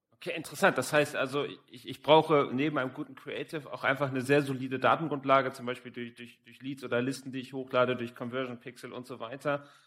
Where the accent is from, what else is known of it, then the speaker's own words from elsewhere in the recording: Hamburg, Germany; Ich komme ja selber aus Hamburg, also zwei Norddeutsche heute hier zusammen